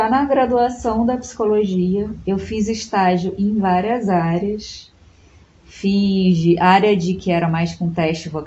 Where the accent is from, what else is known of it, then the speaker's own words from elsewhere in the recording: Itaperuna, Rio de Janeiro, Brazil; born there; also born or lived in Macaé / Petrópolis; Então a gente já morou em uhum. Itaperuna, no interior do estado, que foi onde eu nasci. Depois a gente foi para Macaé, depois a gente foi para Petrópolis.